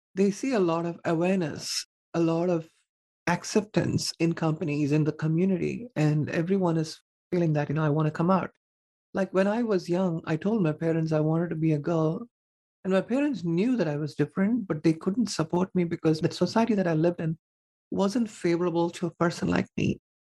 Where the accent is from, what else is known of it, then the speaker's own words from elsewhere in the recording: southern India, India; moved away; I was born and raised in India in a conservative family